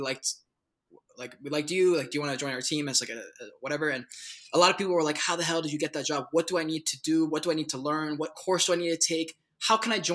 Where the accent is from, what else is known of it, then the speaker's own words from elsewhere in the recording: Charleston, South Carolina, United States; moved away as an adult; now in Colorado, United States; I'm from South Carolina. I was born and raised there in Charleston.